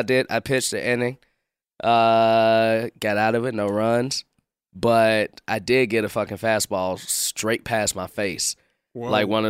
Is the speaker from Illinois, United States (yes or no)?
yes; Chicago, Illinois, United States; born or raised there